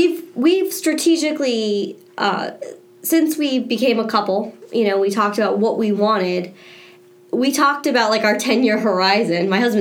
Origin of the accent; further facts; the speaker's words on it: South Florida, United States; also born or lived in Washington, D.C.; I stayed in one place, born and raised in South Florida here